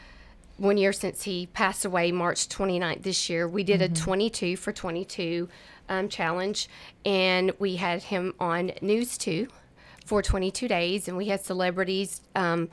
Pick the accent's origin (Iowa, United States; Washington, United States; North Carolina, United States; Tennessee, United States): Tennessee, United States; Cowan; We are from Cowan, which is right outside Winchester near Timms Ford. Mm-hmm. That's where I grew up.